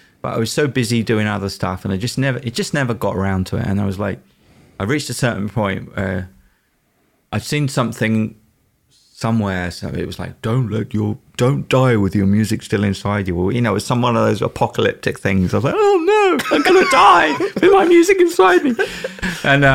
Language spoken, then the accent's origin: English; England, United Kingdom; now in United States; I'm from England